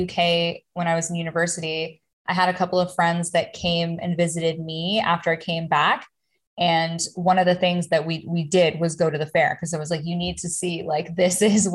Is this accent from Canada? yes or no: yes; Toronto, Ontario, Canada; I grew up in Toronto